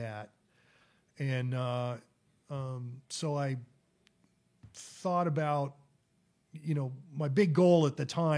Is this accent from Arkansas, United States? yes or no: no; South Bend, Indiana, United States; also born or lived in Toledo, Ohio / Bloomington, Indiana; I was born in Toledo, Ohio, and we moved to South Bend when I was in the second grade, and I went to South Bend Riley